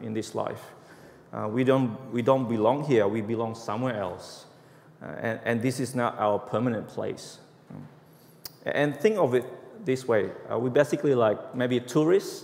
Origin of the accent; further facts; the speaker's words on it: Indonesia; English is a second language; moved away as an adult; now in Australia; About 20 years ago, I was from Indonesia. When I came to Australia